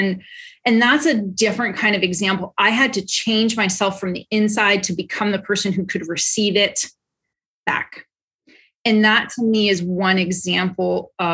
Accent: Canada; moved away; I'm Canadian

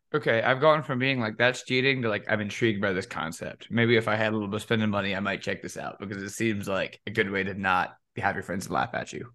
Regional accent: Cajun, Louisiana, United States; me being Cajun

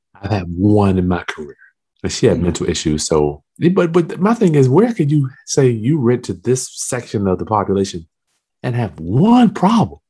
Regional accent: Lynchburg, Virginia, United States; also born or lived in Hampton, Virginia; I'm from Lynchburg, Virginia. I came to Hampton, Virginia to go to Hampton University

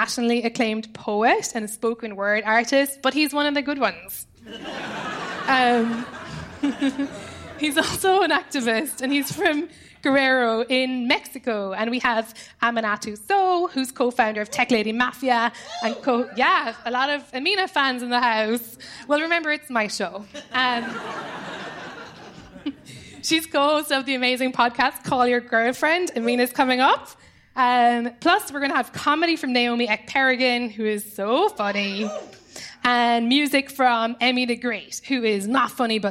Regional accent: Ireland; moved away as an adult; now in United States; I'm Irish

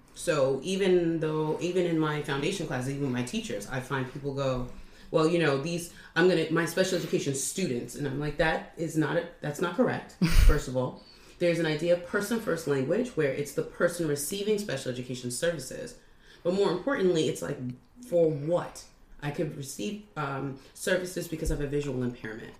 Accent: New York, United States; moved away; I'm from New York, I was young

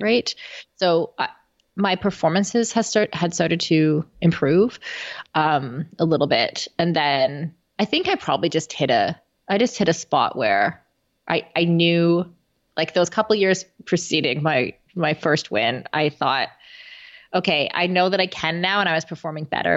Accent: Canada; as a Canadian

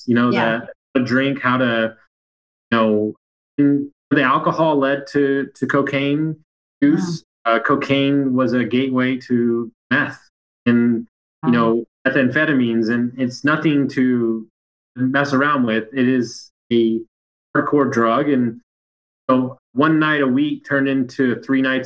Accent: Sugar Land, Texas, United States; also born or lived in Fannett, Texas; We grew up in Sugar Land, which is probably the nicest neighborhood in all of Houston

